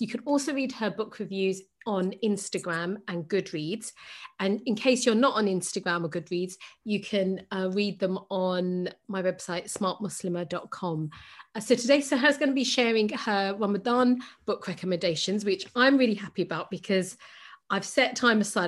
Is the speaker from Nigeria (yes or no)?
no; Pakistan; I'm Pakistani, so Pakistani culture